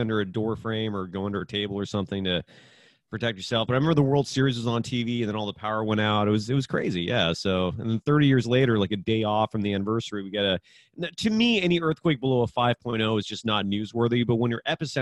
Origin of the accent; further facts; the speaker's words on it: California, United States; as a Californian